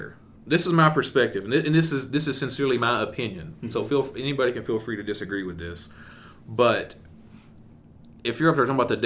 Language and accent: English; East Texas, United States; also born or lived in Eastern New Mexico; now in New Mexico, United States; growing up in the Bible Belt, and even here in Eastern New Mexico, it may be shifting some, but in the Bible Belt for sure, in East Texas